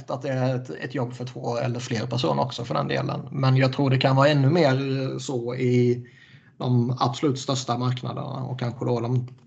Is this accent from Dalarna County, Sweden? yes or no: no; Skåne, Sweden; Och jag är ändå jättemycket skåning, liksom. hela släkten kommer därifrån. Och jag brukar sällan ha problem med, med eh, skånska, djup skånska.